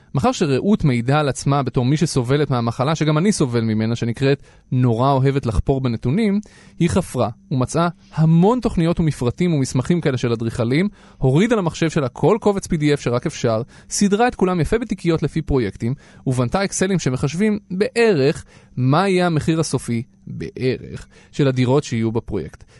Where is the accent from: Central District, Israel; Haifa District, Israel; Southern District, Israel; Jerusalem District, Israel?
Central District, Israel; Petah Tikva; אני גדלתי בפתח תקווה